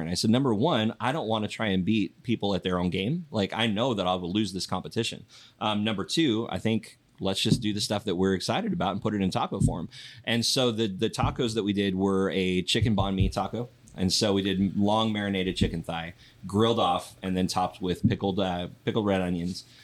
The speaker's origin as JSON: {"language": "English", "town": "Yakima", "region": "Washington", "country": "United States", "tie": "born or raised there", "said": "Um, and I I know I grew up here. I love this because I'm from Yakima."}